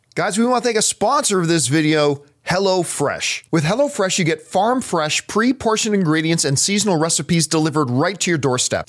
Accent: Canada; growing up in Canadian winters

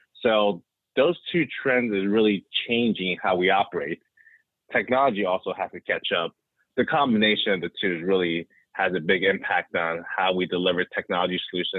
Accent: West Coast, United States; I am originally from the West Coast, so jealous of anytime I hear folks from the Bay Area or Southern California

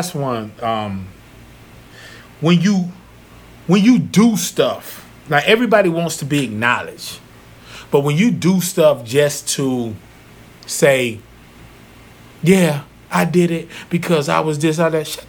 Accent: North Carolina, United States; moved away; my hometown, Zeppelin, North Carolina

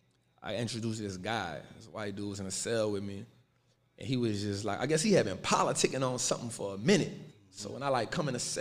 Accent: New Orleans, Louisiana, United States; I'm from New Orleans, born and raised

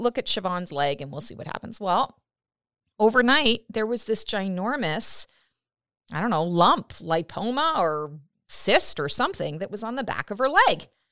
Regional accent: Canada; I'm Canadian

